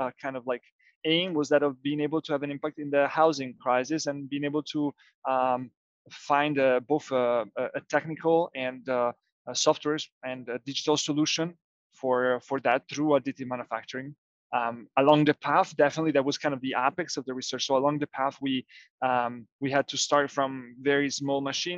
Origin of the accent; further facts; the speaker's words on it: Genoa, Liguria, Italy; now in Massa Lombarda, Italy; I was born and raised here in Italy, somewhere else in Genova.